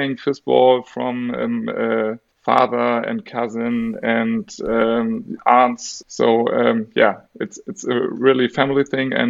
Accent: Germany; English is a second language

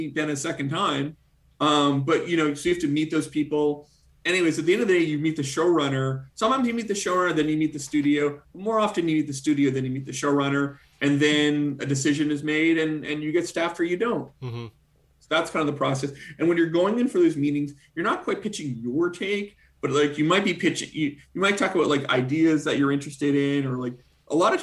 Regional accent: Canada; now in United States; as a Canadian who recently became an American citizen

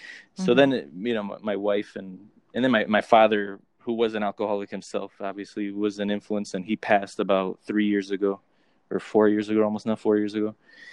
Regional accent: New Jersey, United States; look like my father, who was German, but I'm half Colombian. So I'm from the East Coast and from New Jersey.

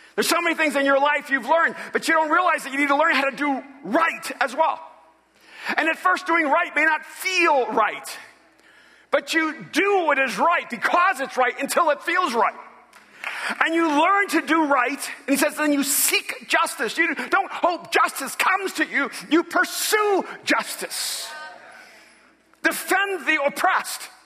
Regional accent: El Salvador; moved away; I'm from El Salvador. And I'm a Latino

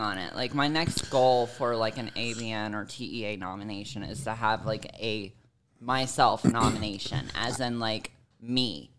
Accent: Savannah, Georgia, United States; moved away; my hometown is Savannah, Georgia

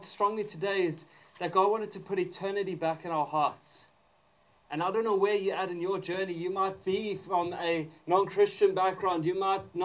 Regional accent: South Africa; moved away; I grew up in South Africa

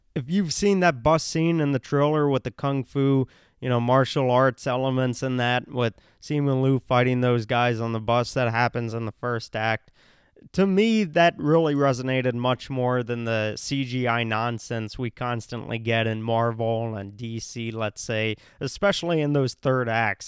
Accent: India; I'm Indian

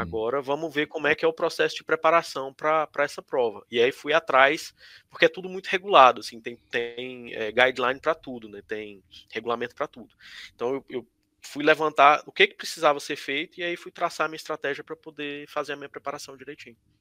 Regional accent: Palmas, Tocantins, Brazil; moved away as an adult; also born or lived in Piauí; now in South Sudan; A minha infância toda foi foi em Palmas né, no começo, no começo da cidade.

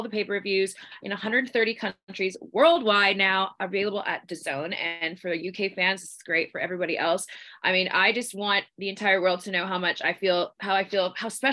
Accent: Victoria, British Columbia, Canada; We're from Victoria, British Columbia

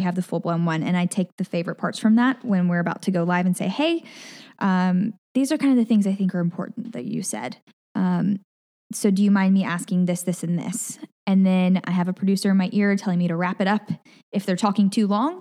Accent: Collierville, Tennessee, United States; accent: Southern; moved away as an adult; also born or lived in Mississippi / Nashville; now in Hawaii, United States; I grew up in Collierville, Tennessee

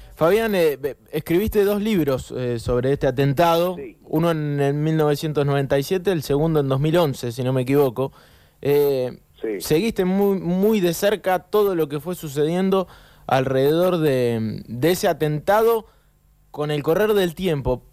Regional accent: Río Tercero, Córdoba, Argentina; De Río Tercero

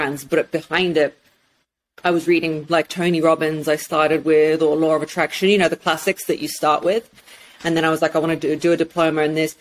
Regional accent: England, United Kingdom; also born or lived in Russia; from 5 years old, I grew up in England, and I'm very, very British

